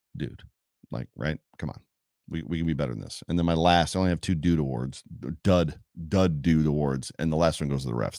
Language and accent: English; Hamburg, New York, United States; now in Lakeview, United States; We're from Hamburg